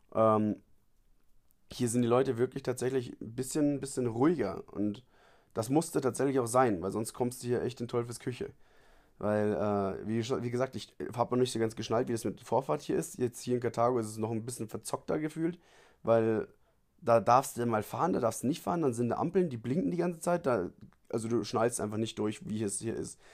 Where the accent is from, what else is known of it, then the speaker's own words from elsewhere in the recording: Bavaria, Germany; moved away as an adult; now in Cartago, Costa Rica; ich komme aus Bayern